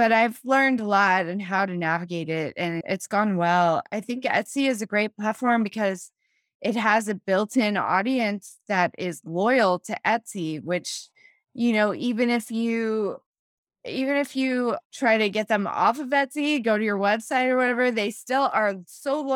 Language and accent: English; Los Angeles, California, United States; moved away as an adult; now in San Antonio, United States; I'm from California originally, from Los Angeles.